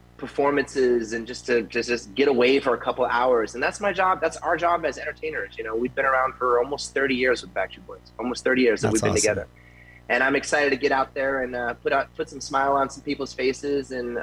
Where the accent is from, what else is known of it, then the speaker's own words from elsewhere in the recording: Tampa, Florida, United States; moved away as an adult; now in Las Vegas, United States; And so, but I am from Tampa. I grew up in Tampa when I was 8 years old